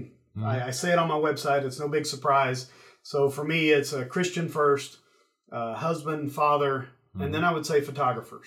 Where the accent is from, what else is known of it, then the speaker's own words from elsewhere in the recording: East Tennessee, United States; I'm from East Tennessee